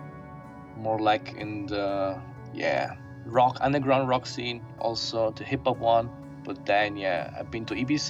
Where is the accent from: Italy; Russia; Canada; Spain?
Italy; Avellino, Campania; moved away; I was born in Italy, in the south. Small little town called Avellino, which is, nearby Napoli, Naples